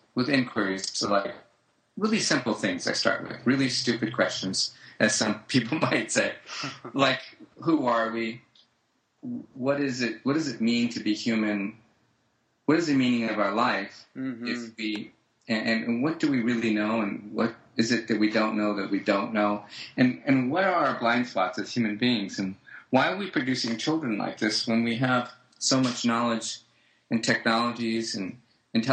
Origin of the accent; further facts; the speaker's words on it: United States; I'm an American. I'm about as American as it gets in my family history